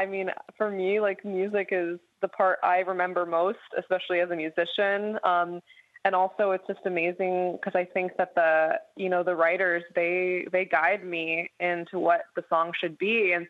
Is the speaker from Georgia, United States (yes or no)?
no; New York City, New York, United States; I grew up in the musical theater, actually. I grew up in New York City, and I grew up doing a lot of theater, a lot of theatrical kind of music.